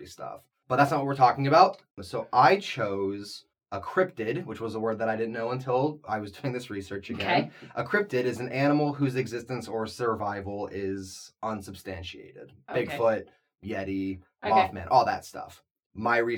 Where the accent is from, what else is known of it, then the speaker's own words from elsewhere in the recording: Ohio, United States; I grew up in Ohio.